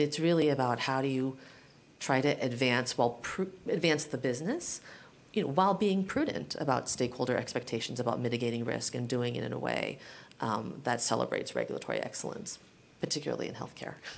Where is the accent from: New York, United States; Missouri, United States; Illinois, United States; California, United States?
California, United States; San Francisco; also born or lived in Guam; I consider San Francisco my hometown, uh, but my family was actually living in Guam when I was born. We spent my very young years there. Moved to San Francisco